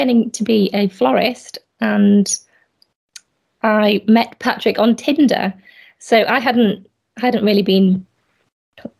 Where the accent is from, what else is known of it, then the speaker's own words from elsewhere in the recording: Yorkshire and the Humber, United Kingdom; also born or lived in Hull / Bradford; Yeah, I'm from Yorkshire. I've lived in Yorkshire all my life, but I've just moved around quite a lot.